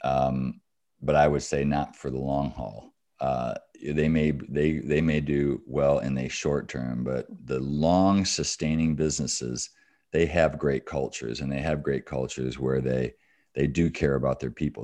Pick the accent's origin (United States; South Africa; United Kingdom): United States; Battle Creek, Michigan; I grew up in Battle Creek, Michigan, so I'm a Michigander.